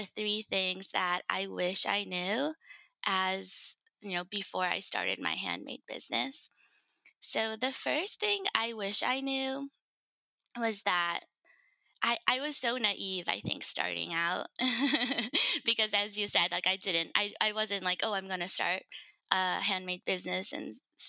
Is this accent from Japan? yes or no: yes; Japan; now in United States; I was born and raised in Japan. I lived a majority of my life in the States, so I consider myself pretty Americanized.